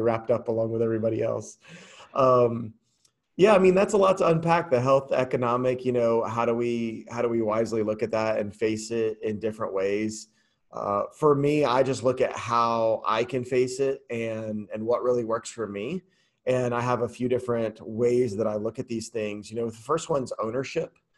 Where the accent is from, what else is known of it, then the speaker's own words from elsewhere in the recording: Atlanta, Georgia, United States; I was born in Atlanta, Georgia, I haven't left